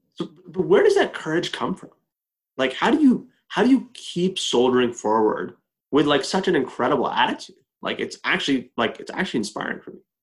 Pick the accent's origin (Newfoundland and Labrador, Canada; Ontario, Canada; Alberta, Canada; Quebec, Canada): Alberta, Canada; Edmonton; I was born and raised in Edmonton, Alberta.